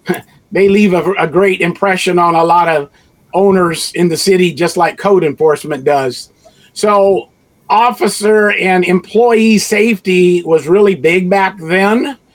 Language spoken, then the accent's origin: English; Honolulu, Hawaii, United States; moved away; also born or lived in Merced / Los Angeles / Stockton; So I was born and raised in Honolulu, Hawaii, 1952, a couple years ago.